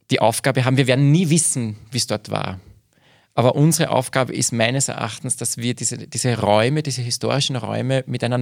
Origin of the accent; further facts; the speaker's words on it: Altenburg, Lower Austria, Austria; Äh, ich bin aufgewachsen in Altenburg, und meine Großeltern stammen aus Röhrenbach